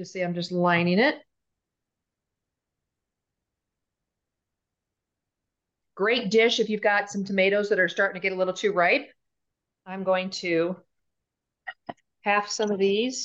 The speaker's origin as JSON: {"language": "English", "town": "Kansas City", "country": "United States", "moved": "yes", "lives_now": "Denver, United States", "said": "I'm from Kansas City"}